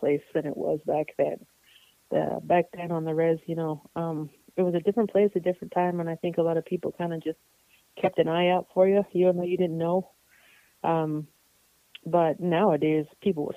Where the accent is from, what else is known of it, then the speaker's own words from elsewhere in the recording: Tohatchi, New Mexico, United States; also born or lived in Santa Fe, New Mexico / Albuquerque, New Mexico; I grew up on the reservation, kind of in between Tohatchi, New Mexico, and Santa Fe and Albuquerque, New Mexico. I kind of went back and forth. But I spent most of my childhood on the res